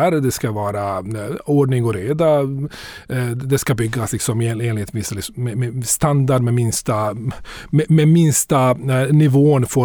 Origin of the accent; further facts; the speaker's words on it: Bosnia & Herzegovina; now in Sweden; Så jag, jag kommer från Bosnien ursprungligen. Jag har bott här i mm. cirka 30 år. Kom hit efter kriget.